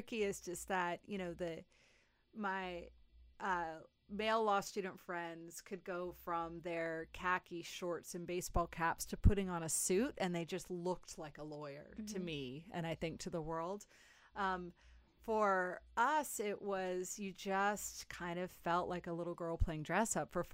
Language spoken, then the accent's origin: English; New Orleans, Louisiana, United States; I'm from New Orleans. I went to Tulane, so I was down the street from my house.